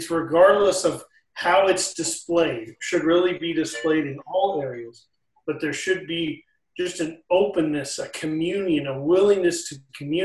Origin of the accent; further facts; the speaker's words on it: Midwest, United States; I grew up in the Midwest